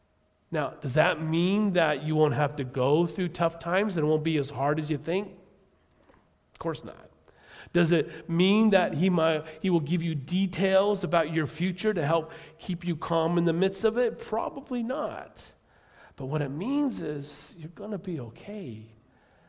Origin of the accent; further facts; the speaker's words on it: United States; as an American